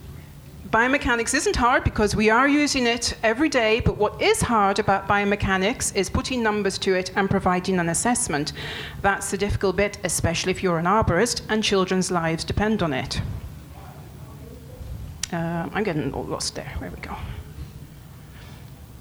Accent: England, United Kingdom; moved away as an adult; also born or lived in France; now in Montpellier, France; I'm English

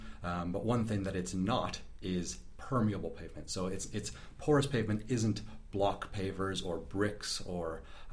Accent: Sarnia, Ontario, Canada; moved away as an adult; now in Christchurch, New Zealand; I hail from southern Ontario, a little city called Sarnia, which is in Canada. Moved over to New Zealand about 5 years ago to pursue a PhD

